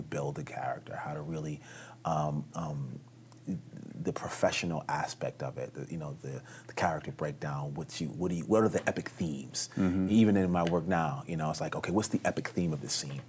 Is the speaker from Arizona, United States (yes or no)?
no; New York City, New York, United States; moved away as an adult; also born or lived in California; I'm a New Yorker, born and raised